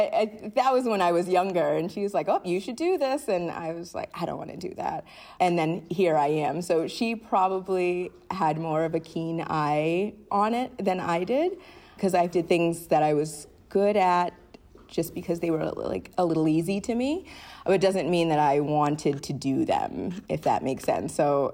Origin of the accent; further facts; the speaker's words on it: Rhode Island, United States; So memories of growing up in Rhode Island were probably smaller things than like big experiences